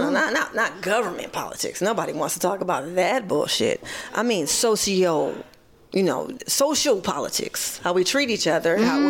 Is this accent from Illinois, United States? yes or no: no; Michigan, United States; accent: Midwest; That's my Midwest accent.